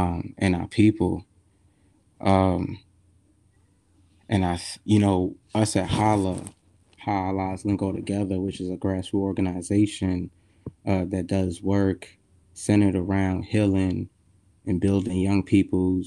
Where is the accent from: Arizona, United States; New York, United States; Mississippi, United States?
New York, United States; New York City; I am from Brooklyn